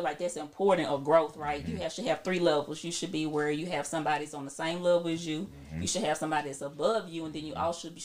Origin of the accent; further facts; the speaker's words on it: Jackson, United States; moved away; We come from Jackson